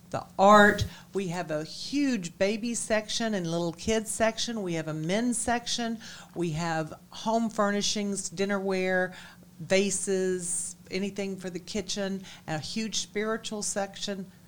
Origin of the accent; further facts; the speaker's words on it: DeKalb County, Georgia, United States; also born or lived in Virgin Islands / Hilton Head, South Carolina; I'm from DeKalb County